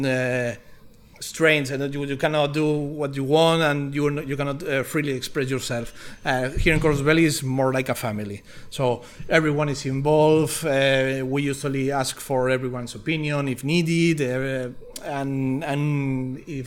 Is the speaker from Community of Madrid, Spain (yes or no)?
no; Barcelona, Catalonia, Spain; English is a second language; moved away as an adult; also born or lived in Menorca; now in Galicia, Spain; I grew up in Barcelona. I was born in Barcelona.